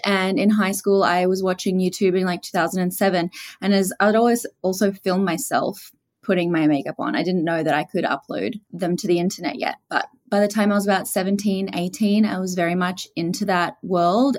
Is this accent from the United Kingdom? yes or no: no; Australia; accent: Australian; Australian, as you can probably tell from my accent. So I grew up there and lived there for all my life, and I am from a small coastal town